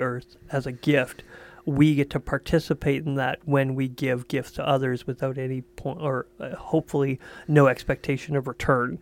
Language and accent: English; Quebec, Canada; I'm from Quebec.